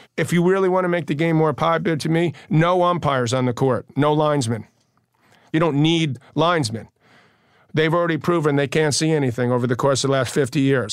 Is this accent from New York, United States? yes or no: yes; New York City, New York, United States; we're both from Queens